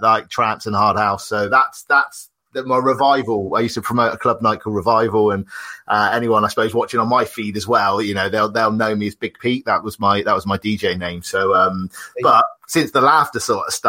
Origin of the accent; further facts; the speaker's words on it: Taunton, South West England, United Kingdom; accent: cider twang; now in Bristol, United Kingdom; I'm originally from Taunton, Somerset, so I've got a cider twang, but I've moved up a bit more to the city life, a bit more Bristol